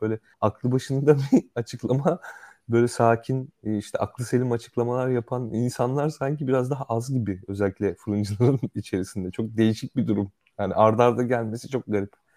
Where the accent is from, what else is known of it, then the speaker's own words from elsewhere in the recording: Central Anatolia, Turkey; Ben sonuçta işte bir İç Anadolu şehrinde büyüdüm